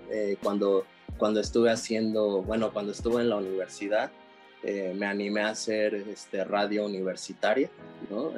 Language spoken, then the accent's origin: Spanish; Texcoco, State of Mexico, Mexico; also born or lived in San José, Costa Rica; crecí en el, estado, en el Estado de México, en Texcoco.